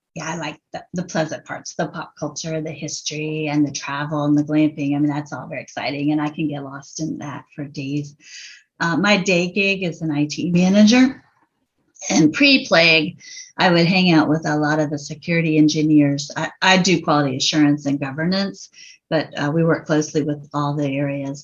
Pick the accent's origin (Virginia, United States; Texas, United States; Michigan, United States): Virginia, United States; Virginia Beach; also born or lived in Richmond, Virginia; I've lived in Virginia all my life, and we're in Richmond now, but I did grow up in Virginia Beach